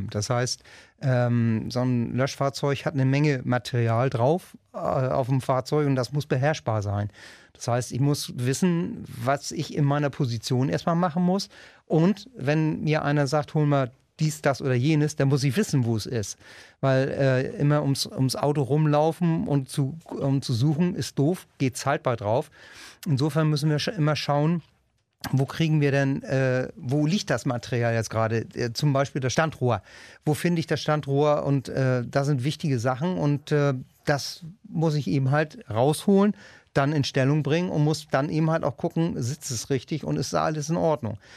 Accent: Wedel, Schleswig-Holstein, Germany; mein Bereich geht eben halt von Harrislee bis runter nach Wedel

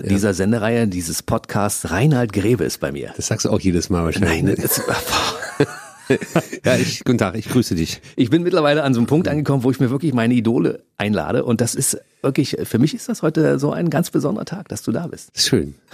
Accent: Frechen, North Rhine-Westphalia, Germany; moved away as an adult; also born or lived in Cologne; now in Berlin, Germany; geboren 1971 in Frechen bei Köln. Nee, in Köln. Aufgewachsen in Frechen bei

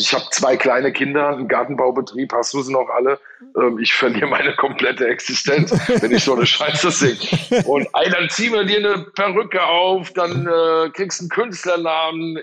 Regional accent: Hesse, Germany; bei uns in Hesse

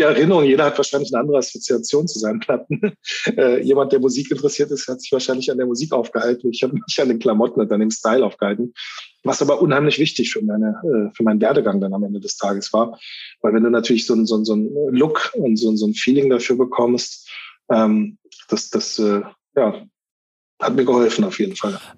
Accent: Berlin, Germany; Ich bin in Spandau groß geworden

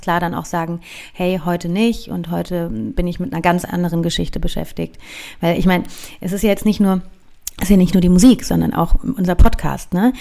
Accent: Berlin, Germany; Bei uns in Reinickendorf, in Hermsdorf

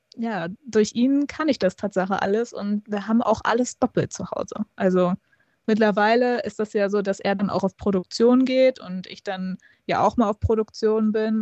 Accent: Hamburg, Germany; ich bin ja gebürtige Hamburgerin

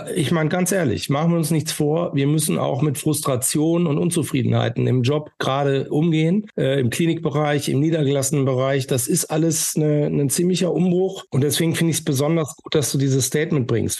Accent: Northern Germany, Germany; ich bin aus dem Norden

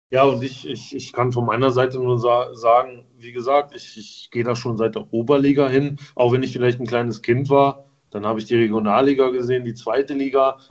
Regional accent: Wolfsburg, Lower Saxony, Germany; ich als gebürtiger Wolfsburger

